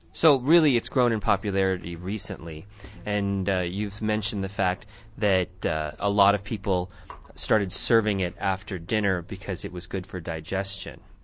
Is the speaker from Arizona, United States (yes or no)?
yes; Tucson, Arizona, United States; I grew up here